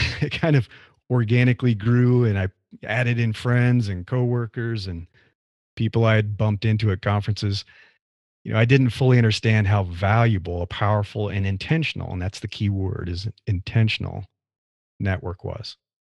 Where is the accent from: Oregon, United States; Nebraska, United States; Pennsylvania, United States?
Nebraska, United States; moved away as an adult; now in California, United States; I grew up in the Midwest, in the U S, in Nebraska.